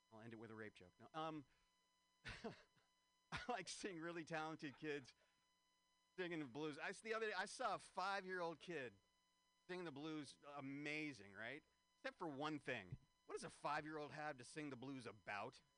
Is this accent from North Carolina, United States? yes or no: no; San Francisco, California, United States; San Francisco, this is my hometown.